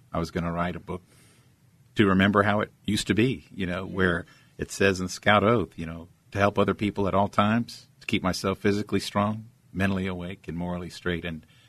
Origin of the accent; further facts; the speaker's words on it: San Angelo, Texas, United States; also born or lived in Germany; So, I was raised in West Texas.